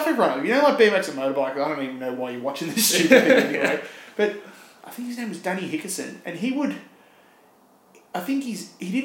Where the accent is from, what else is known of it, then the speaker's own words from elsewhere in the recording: Cranbourne, Victoria, Australia; I'm from Cranbourne. And Cranbourne is southeastern suburbs version of Point Cook.